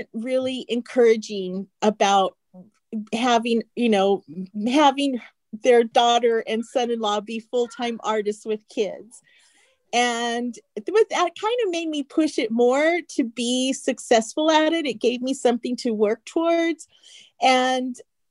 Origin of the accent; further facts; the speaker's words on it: Phoenix, Arizona, United States; my hometown of Phoenix, Arizona